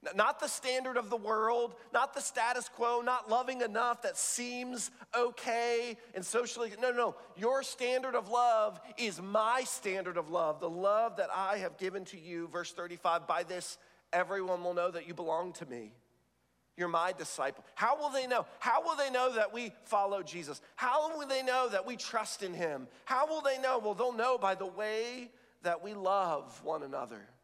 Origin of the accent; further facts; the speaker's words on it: the South, United States; I was raised in the South